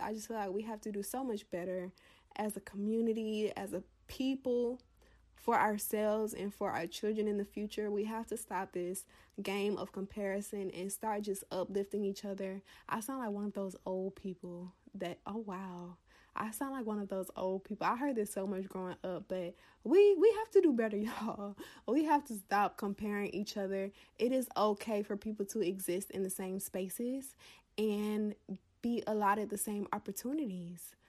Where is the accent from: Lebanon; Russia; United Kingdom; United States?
United States; the South; a Black woman from the South